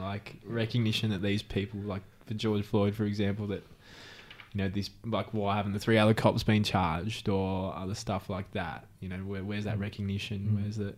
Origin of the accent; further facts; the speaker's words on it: Philippines; I'm Filipino.